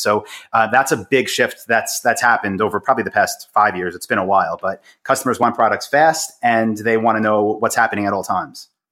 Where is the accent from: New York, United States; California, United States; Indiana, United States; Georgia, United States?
New York, United States; Long Island; I'm from Long Island, in New York